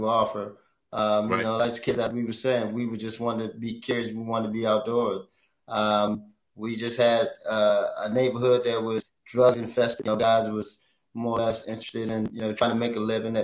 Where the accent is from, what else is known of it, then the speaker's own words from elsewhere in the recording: Baltimore, Maryland, United States; we grew up in the Lafayette Project.